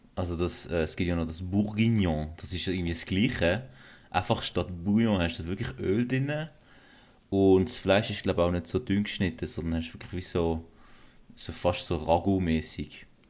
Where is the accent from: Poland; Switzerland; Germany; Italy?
Switzerland; Basel, Basel-Stadt; now in Zurich, Switzerland; ich komme ursprünglich aus Basel. Ähm, habe dann auch irgendwann den Weg nach Zürich gefunden.